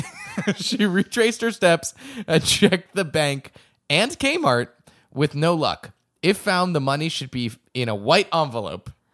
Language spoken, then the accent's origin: English; Acton, Massachusetts, United States; my hometown, Acton, Massachusetts